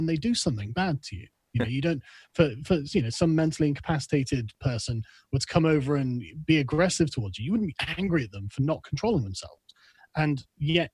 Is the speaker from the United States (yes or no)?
no; England, United Kingdom; also born or lived in Germany; as an Englishman, it's just not like we have in England